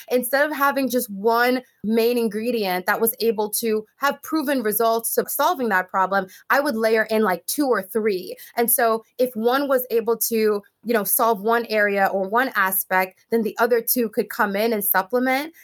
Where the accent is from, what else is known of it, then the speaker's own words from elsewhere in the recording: Jamaica; moved away; when I was growing up in Jamaica